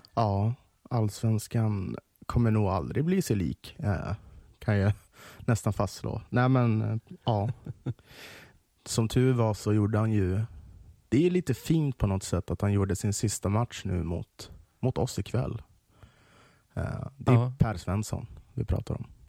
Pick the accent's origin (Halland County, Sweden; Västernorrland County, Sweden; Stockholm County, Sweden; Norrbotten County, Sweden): Stockholm County, Sweden; accent: Stockholm dialect (stockholmska); vad jag pratar stockholmska